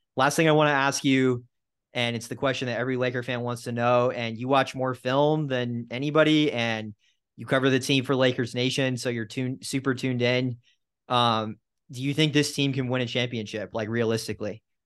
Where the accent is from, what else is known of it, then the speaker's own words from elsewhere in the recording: Southern California, United States; I grew up in Southern California